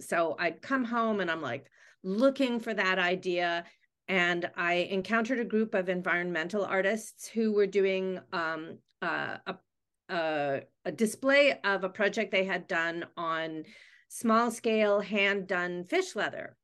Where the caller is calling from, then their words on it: Vancouver, British Columbia, Canada; I am calling in from Vancouver, British Columbia, Canada.